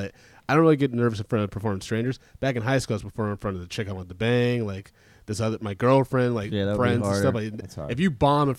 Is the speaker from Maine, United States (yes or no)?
no; Ann Arbor, Michigan, United States; moved away as an adult; I'm from Ann Arbor, Michigan. I was like, in a suburb.